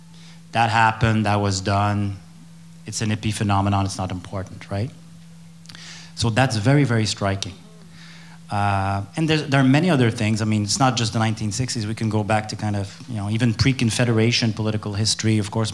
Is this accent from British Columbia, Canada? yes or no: no; Quebec City, Quebec, Canada; English is a second language; moved away as an adult; also born or lived in Ottawa; I mean, I'm from Quebec City.